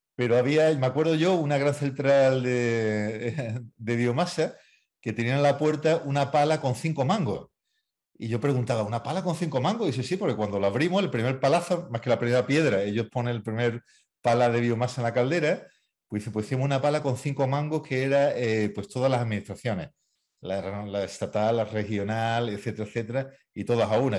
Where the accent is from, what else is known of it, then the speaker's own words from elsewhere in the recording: Chiclana de la Frontera, Andalusia, Spain; Yo que soy de Chiclana, vivo en el campo.